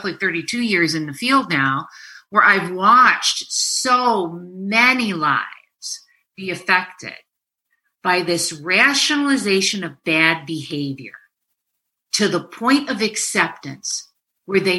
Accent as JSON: {"language": "English", "region": "New York", "country": "United States", "said": "I'm a New Yorker."}